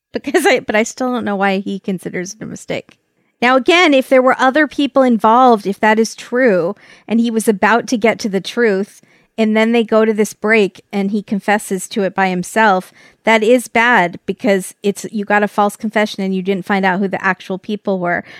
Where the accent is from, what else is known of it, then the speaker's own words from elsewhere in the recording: California, United States; from California